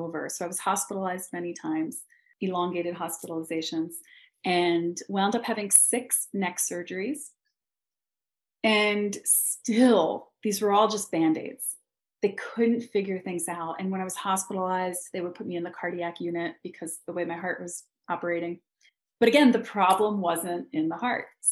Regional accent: Philadelphia, Pennsylvania, United States; moved away as an adult; also born or lived in London / New York; now in Los Angeles, United States; I come from Philadelphia

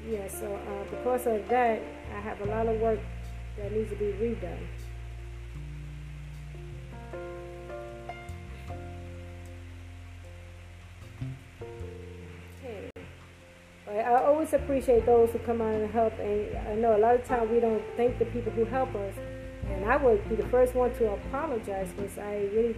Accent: New York, United States; moved away; I'm from New York

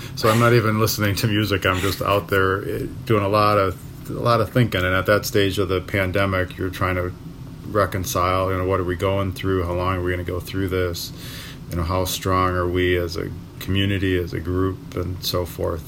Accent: Milwaukee, Wisconsin, United States; the neighborhood that I grew up in in River West

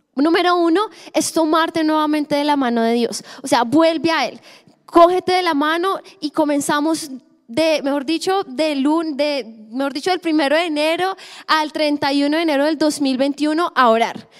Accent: Colombia; como buen colombiano

